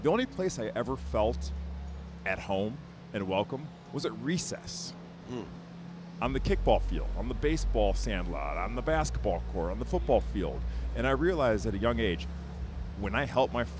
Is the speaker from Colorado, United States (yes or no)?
no; Birmingham, Michigan, United States; I grew up outside Detroit, Michigan, Tonka, Birmingham, Michigan